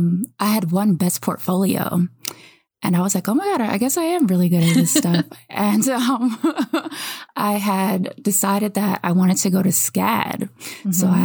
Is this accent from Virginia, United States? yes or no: no; New York, United States; moved away as an adult; also born or lived in Savannah, Georgia; now in California, United States; I'm from New York originally